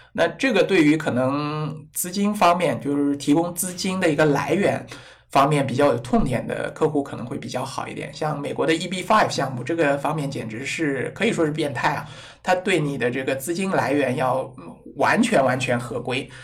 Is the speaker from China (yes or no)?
yes; China; 我们中国人